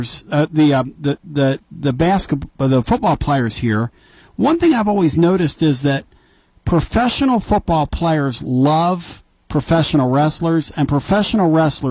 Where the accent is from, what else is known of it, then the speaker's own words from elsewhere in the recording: Northeast, United States; I grew up in the Northeast on WWF